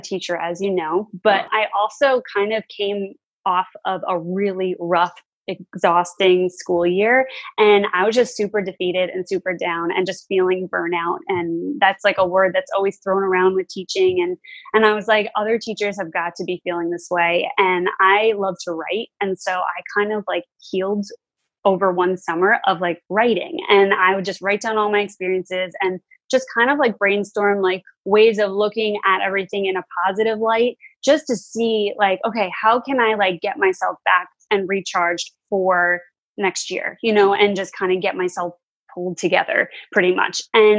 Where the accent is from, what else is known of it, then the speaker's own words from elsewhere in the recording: New York, United States; now in New Jersey, United States; I'm not. I'm actually originally from New York. And then I recently, well, like 3 years ago, I moved here because my husband lived here.